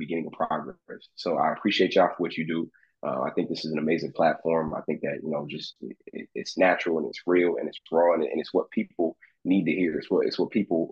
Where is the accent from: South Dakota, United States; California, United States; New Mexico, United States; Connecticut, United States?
Connecticut, United States; moved away as an adult; also born or lived in Michigan; now in Ohio, United States; I'm from Connecticut originally.